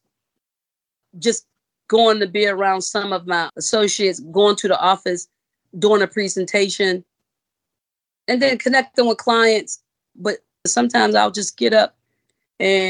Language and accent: English; Pittsburgh, Pennsylvania, United States; moved away as an adult; now in Charlotte, United States; I'm originally from Pittsburgh, Pennsylvania. I moved to Charlotte, North Carolina in 2014.